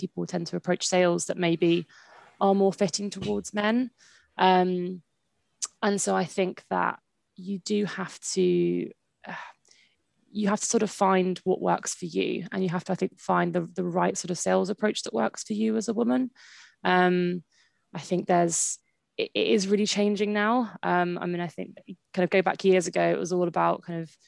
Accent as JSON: {"language": "English", "town": "Brighton", "region": "South East England", "country": "United Kingdom", "tie": "born or raised there", "said": "I kind of was born and raised in Brighton"}